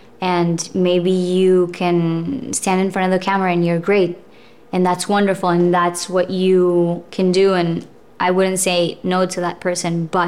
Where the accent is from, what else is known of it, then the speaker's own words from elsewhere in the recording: Colombia; also born or lived in Russia; I was born in Russia. And then when I was 4, we traveled to Colombia.